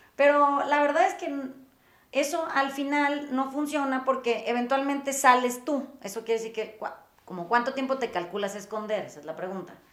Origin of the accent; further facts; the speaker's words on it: Mazatlán, Sinaloa, Mexico; yo crecí en Mazatlán